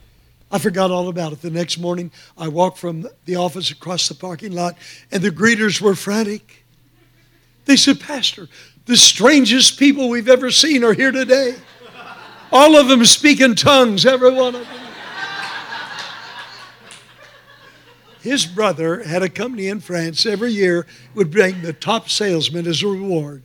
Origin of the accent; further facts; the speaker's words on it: Texas, United States; now in Phoenix, United States; I was born in Texas